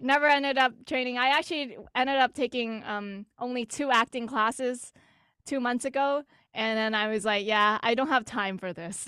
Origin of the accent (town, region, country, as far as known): Greater Boston, Massachusetts, United States